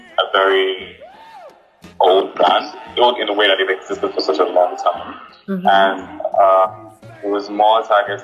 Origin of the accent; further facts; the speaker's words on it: Nigeria; I'm Nigerian